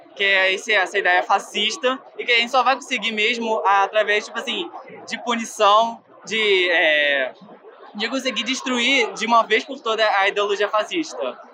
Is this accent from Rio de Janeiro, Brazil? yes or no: yes; Niterói, Rio de Janeiro, Brazil; eu sou, vim de Niterói